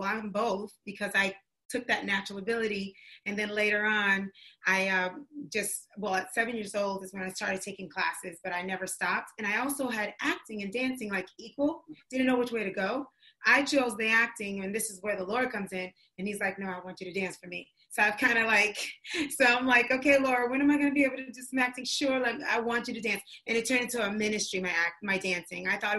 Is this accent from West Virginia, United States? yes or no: no; New York City, New York, United States; My mom's from North Carolina, but she raised me in New York